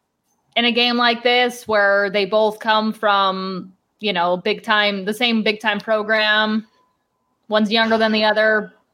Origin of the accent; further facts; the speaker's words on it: Cleveland, Ohio, United States; moved away as an adult; now in Arizona, United States; I am from the Cleveland area and grew up a Browns fan.